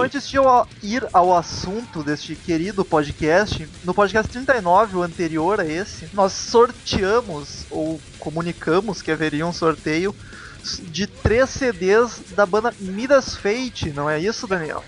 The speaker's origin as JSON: {"language": "Portuguese", "area": "Gaúcho", "region": "Rio Grande do Sul", "country": "Brazil", "said": "nós três somos gaúchos, a gente tá na outra ponta do país"}